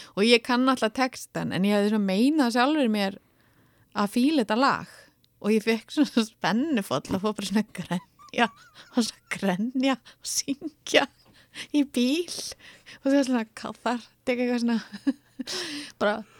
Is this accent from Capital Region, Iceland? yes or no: yes; Reykjavík, Capital Region, Iceland; öll skólaganga frá 6 til 20 var þar